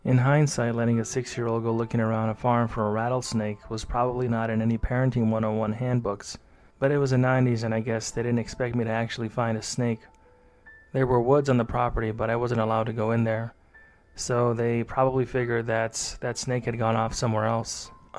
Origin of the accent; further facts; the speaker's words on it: San Diego, California, United States; I was born in San Diego and lived in a poor suburb of San Diego as a child.